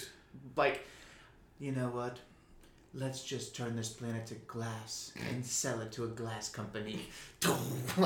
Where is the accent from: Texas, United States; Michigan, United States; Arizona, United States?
Texas, United States; Houston; we're from Houston